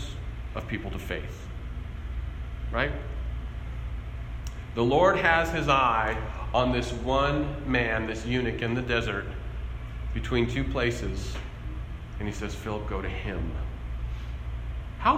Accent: Albuquerque, New Mexico, United States; I grew up in Albuquerque, a very large city

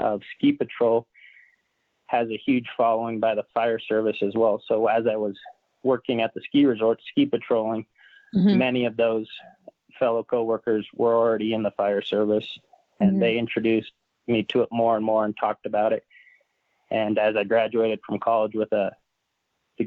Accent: Roseville, California, United States; I was born in California in the Sacramento Valley in an area close to the town of Roseville, and grew up boating in the summers and skiing in the winters

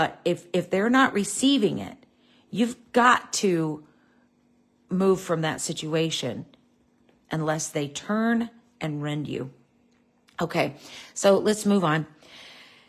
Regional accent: United States

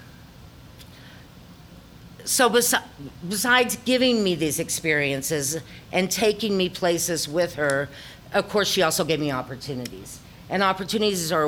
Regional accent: the Ozarks, United States; accent: Ozarkian; my Ozarkian accent became thicker

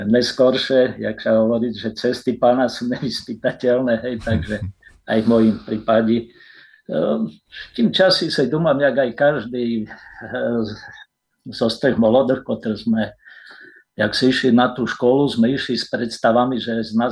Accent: Rovné/Rostoky, Svidník district, Prešov Region, Slovakia; also born or lived in Nižný Mirošov / Košice; Tak ja sa narodil v Rostokách, Eh, okresy Svidník, rovnické rodiny

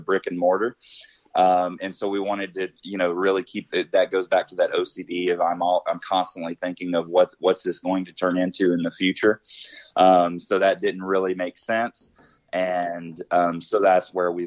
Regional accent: Arkansas, United States; moved away as an adult; now in Colorado, United States; I grew up in the South. I grew up in Arkansas

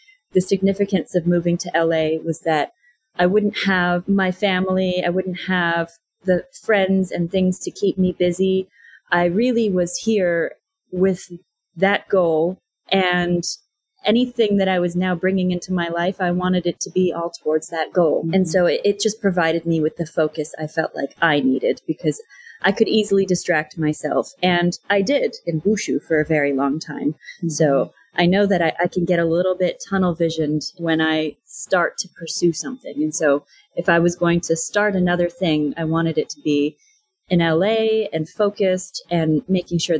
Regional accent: Canada; moved away as an adult; now in Los Angeles, United States; As a Canadian, moving to Los Angeles, I knew I'd need to go through the immigration process

